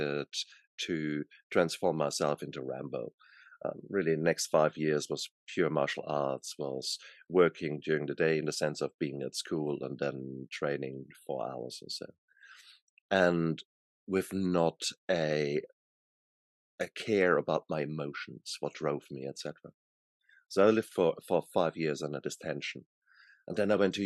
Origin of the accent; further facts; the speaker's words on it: Germany; born in Germany, and I was born in the 60s there. So when I was young, I was in, you know, my teenager years, that was the 70s, 80s in Germany